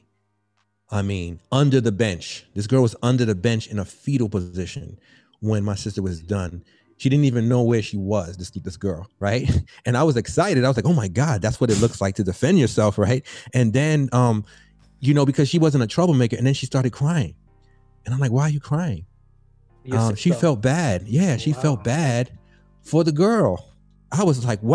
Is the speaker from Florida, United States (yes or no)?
no; New York City, New York, United States; I grew up in the South Bronx in the housing projects